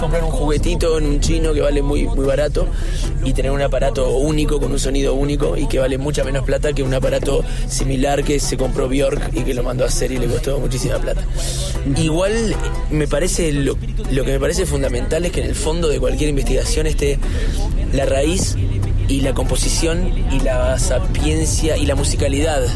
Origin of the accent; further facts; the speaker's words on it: Uruguay; en mi país la milonga, el, candombe, la murga, son los géneros folclóricos típicos